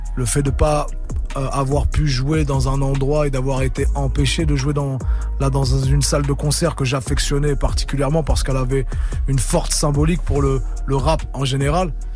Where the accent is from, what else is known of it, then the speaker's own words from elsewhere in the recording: Le Havre, Normandy, France; j'ai mon côté euh, normand, avrais, Je revendique ma ville depuis longtemps